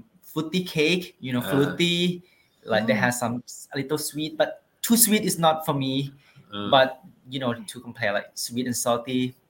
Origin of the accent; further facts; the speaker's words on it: Lamphun, Thailand; English is a second language; Since I was born in Lampoon, you know, in Lampoon there's a lot of mountains.